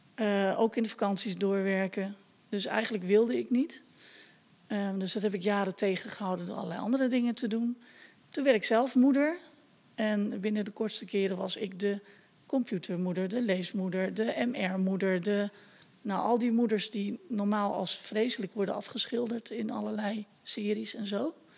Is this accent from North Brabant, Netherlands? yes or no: yes; Etten-Leur, North Brabant, Netherlands; ik kom uit Etteleur, nou dat is Brabant